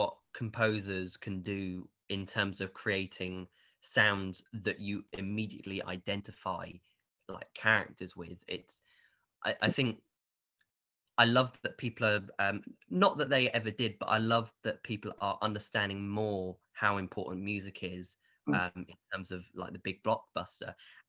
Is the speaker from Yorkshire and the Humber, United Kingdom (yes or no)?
no; Bournemouth, South West England, United Kingdom; the Bournemouth Symphony Orchestra in, you know, in my hometown